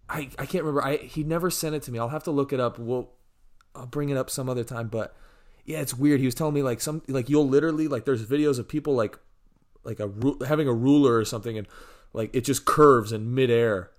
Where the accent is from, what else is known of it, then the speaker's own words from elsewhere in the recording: Missouri, United States; moved away; my hometown in Missouri